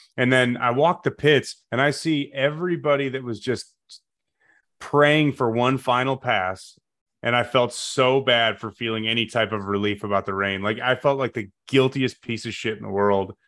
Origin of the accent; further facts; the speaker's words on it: Chicago, Illinois, United States; now in Taylorsville, United States; I'm from the Chicago suburbs originally